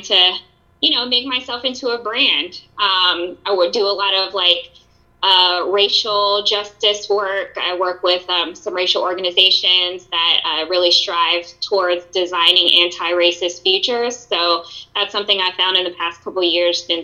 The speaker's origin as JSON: {"language": "English", "town": "Charlotte", "region": "North Carolina", "country": "United States", "tie": "born or raised there", "also_born_or_lived": "California", "said": "I was born in California, but I only lived there for 2 years before I moved to Charlotte. So I was really raised in North Carolina. Went to all my elementary school, middle school, high school was all in Charlotte"}